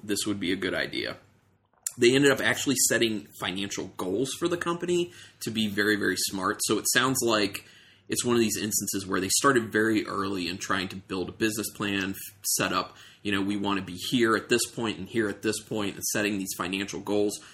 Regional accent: Ohio, United States; moved away; I'm originally from Ohio, my grandmother lived there

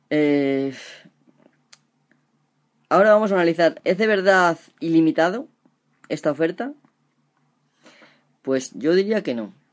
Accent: Spain; Porque si aquí en España, por ejemplo, tenemos una mierda sueldos, que en mi pueblo, por ejemplo, la mayoría de la gente no cobra más de 700 euros a lo mejor al mes

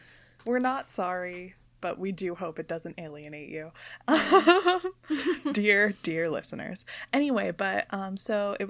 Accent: Pennsylvania, United States; I'm not from Philadelphia, but, like, I think that the Delaware County experience is so strange that it's, like, what I identify the most with because it seems like no one else has lived like this.

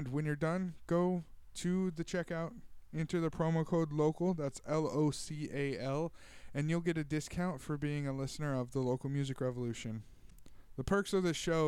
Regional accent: Tulare, California, United States; here in my hometown of Tulare

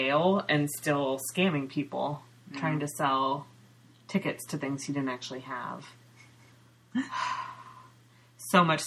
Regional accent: Ukiah, California, United States; now in Seattle, United States; I grew up in Mendocino County, which is part of the Emerald Triangle

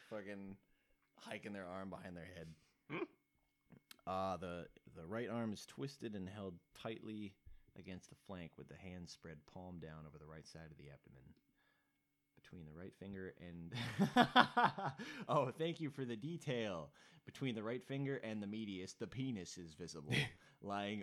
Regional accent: Minnesota, United States; we're from Minnesota

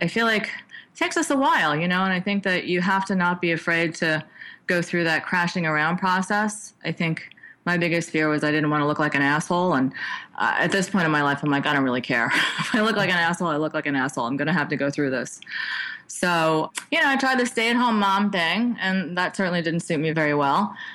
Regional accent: New York, United States; moved away; I was from New York and I kind of came out as a youngster who kind of wanted to get a feel for the technology field.

